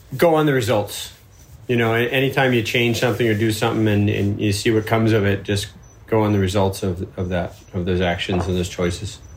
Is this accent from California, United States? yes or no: no; Florida, United States; I'm from Florida